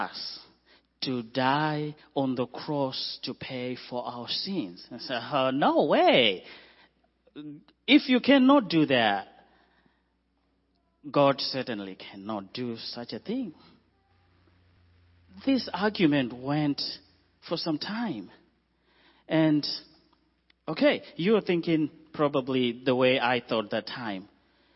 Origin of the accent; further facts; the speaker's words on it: Zimbabwe; moved away as an adult; also born or lived in Zambia / Mozambique / Malawi; We are from Zimbabwe